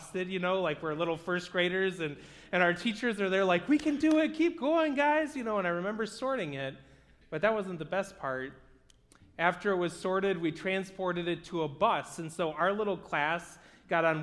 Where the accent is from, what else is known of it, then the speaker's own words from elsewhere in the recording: Bloomfield Hills, Michigan, United States; I grew up in the Michigan area, and I went to school not too far from here in Bloomfield Hills.